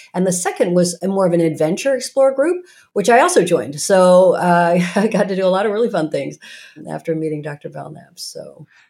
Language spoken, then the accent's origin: English; Norman, Oklahoma, United States; moved away; also born or lived in Morristown, New Jersey; I grew up in Norman, Oklahoma